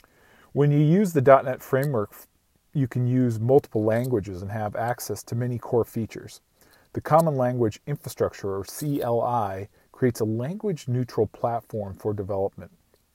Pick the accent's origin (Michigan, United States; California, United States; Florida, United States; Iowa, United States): Iowa, United States; I grew up on a farm in rural Iowa.